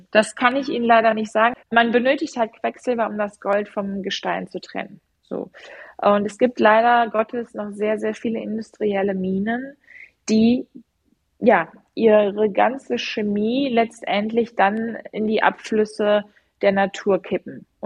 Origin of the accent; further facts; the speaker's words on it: Rhineland, Germany; Ich bin ja Rheinländerin, deswegen erwähne ich jetzt den Rhein.